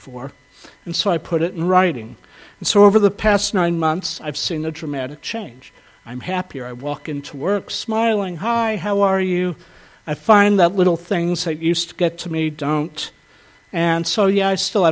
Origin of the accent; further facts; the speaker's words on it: the South, United States; I grew up in the South